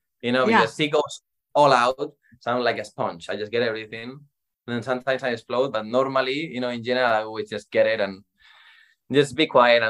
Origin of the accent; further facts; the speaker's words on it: Madrid, Community of Madrid, Spain; So basically, I am from Spain, Madrid. I started when I was 5 years old playing for a small team in my town.